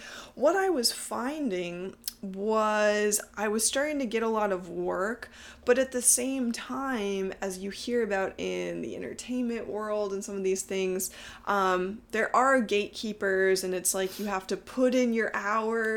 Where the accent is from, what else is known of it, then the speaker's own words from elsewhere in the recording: Texas, United States; moved away; also born or lived in upstate New York; growing up in Texas, I was surrounded by all the Southern Baptists.